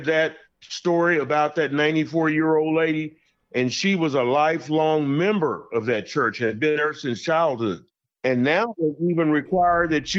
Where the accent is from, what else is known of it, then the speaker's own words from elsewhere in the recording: Fort Worth, Texas, United States; my hometown in Fort Worth, Texas